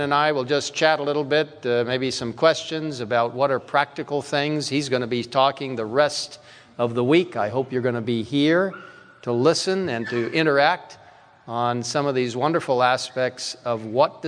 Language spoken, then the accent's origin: English; Cairo, Cairo Governorate, Egypt; moved away; I grew up in Cairo, Egypt.